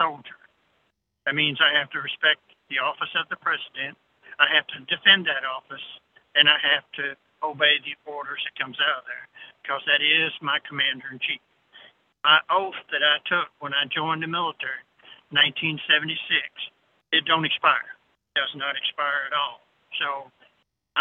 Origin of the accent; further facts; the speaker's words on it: Arkansas, United States; I'm from Arkansas as well